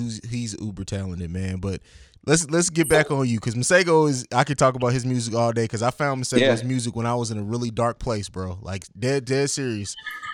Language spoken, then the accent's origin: English; Germany; also born or lived in Italy / St. Louis; now in Columbus, United States; I grew up in Germany, lived in Italy, moved to St. Louis, and then I came here.